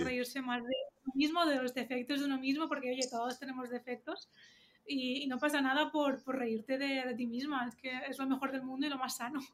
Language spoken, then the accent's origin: Spanish; Valencia, Valencian Community, Spain; yo quiero muchísimo a mi, a mi Valencia